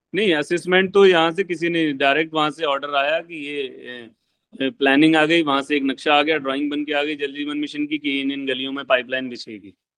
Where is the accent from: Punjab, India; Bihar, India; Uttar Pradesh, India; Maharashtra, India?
Uttar Pradesh, India; Bareilly; मैं बरेली जिले से बिलोंग करता हूँ